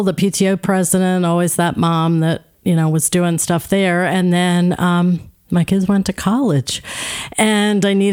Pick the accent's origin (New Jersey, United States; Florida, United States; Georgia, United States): New Jersey, United States; moved away as an adult; now in Kennett Square, Pennsylvania, United States; Born and raised in South Jersey. So I'm a South Jersey girl